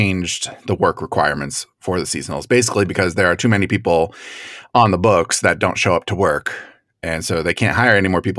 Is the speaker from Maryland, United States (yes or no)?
no; Florida, United States; especially where I grew up in Florida, playing the lottery was a big deal.